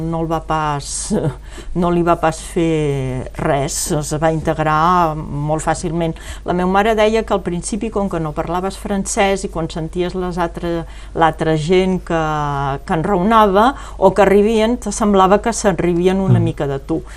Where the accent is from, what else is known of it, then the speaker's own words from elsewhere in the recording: Occitania, France; Jo tota la meva infància aquí a França era més aviat no, no et podies gaire